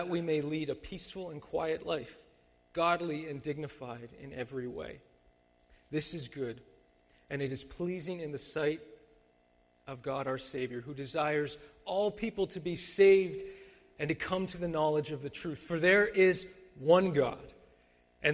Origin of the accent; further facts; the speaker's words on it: Mississauga, Ontario, Canada; I grew up in Mississauga